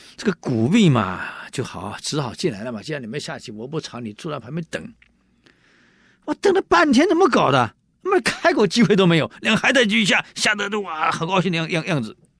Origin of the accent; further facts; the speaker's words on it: Taiwan; 我们闽南人有一句，我们台湾人有一句话啊，一种米养百种人